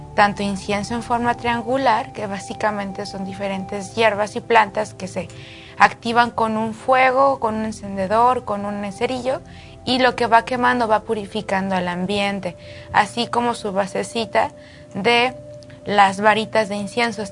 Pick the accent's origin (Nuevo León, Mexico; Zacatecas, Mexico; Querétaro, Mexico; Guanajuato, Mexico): Zacatecas, Mexico; Jerez; Yo nací en México, de Zacatecas, soy de Jerez, Zacatecas